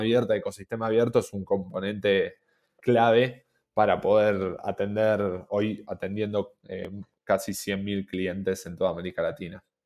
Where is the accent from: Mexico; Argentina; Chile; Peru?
Argentina; siendo argentinos